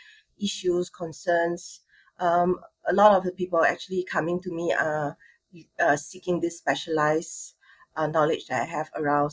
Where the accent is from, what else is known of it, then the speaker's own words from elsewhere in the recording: Singapore; I'm from Singapore. I'm born and bred Singaporean, Chinese.